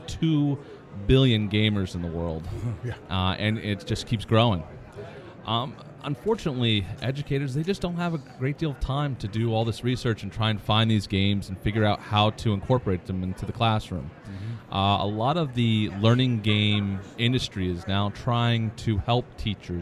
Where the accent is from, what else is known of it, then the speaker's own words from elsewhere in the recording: Baltimore, Maryland, United States; I'm from Baltimore, Maryland.